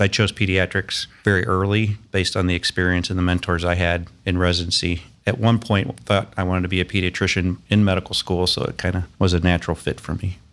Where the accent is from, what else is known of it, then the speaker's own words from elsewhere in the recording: Fayetteville, Arkansas, United States; moved away as an adult; also born or lived in Boston; now in Columbus, United States; I grew up in Fayetteville, Arkansas